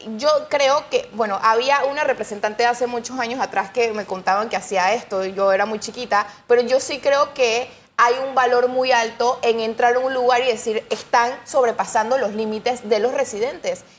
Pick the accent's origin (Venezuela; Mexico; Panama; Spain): Panama; nosotros como panameños